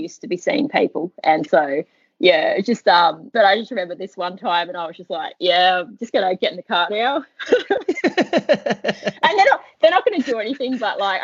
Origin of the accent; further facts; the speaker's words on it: Australia; moved away; also born or lived in Boulder, Colorado; I'm from Australia